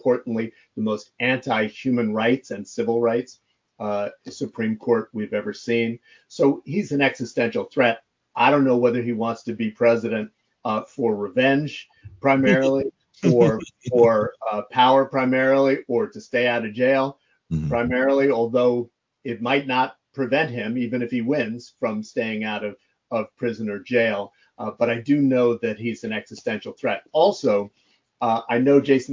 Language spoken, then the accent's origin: English; New York, United States; I'm from New York